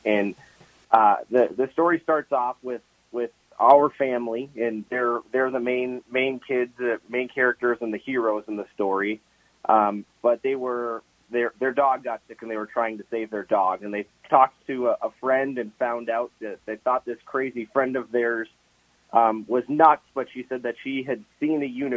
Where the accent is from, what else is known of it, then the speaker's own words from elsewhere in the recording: Lino Lakes, Minnesota, United States; I was born and raised in Minnesota. I grew up in Lino Lakes.